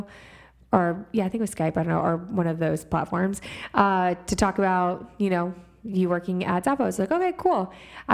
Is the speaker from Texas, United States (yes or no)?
yes; Houston, Texas, United States; moved away as an adult; I am from Texas, born and raised in Houston, Texas